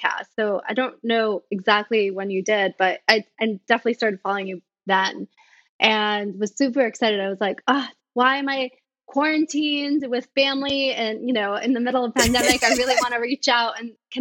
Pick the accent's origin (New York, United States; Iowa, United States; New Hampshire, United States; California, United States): New York, United States; New York City; So I was born here in New York City